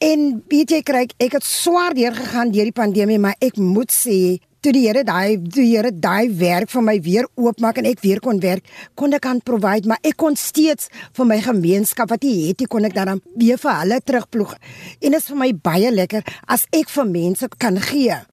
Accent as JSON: {"language": "Afrikaans", "region": "Western Cape", "country": "South Africa", "tie": "born or raised there", "also_born_or_lived": "Bellville South", "said": "Ek is 'n eh, inwoner van die Wes-Kaap"}